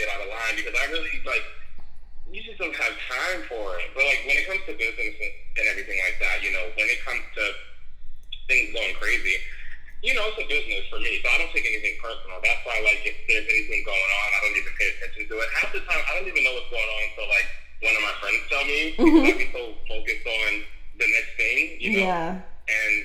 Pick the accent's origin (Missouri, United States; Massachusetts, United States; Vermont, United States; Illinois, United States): Massachusetts, United States; Boston; also born or lived in Washington, District of Columbia, United States; I'm actually from Boston